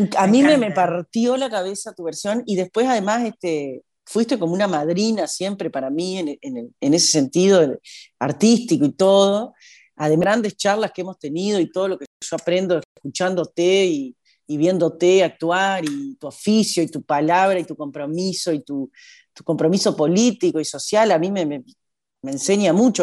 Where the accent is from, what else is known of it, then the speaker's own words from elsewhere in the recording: Paysandú, Uruguay; moved away as an adult; also born or lived in Argentina; yo de Paysandú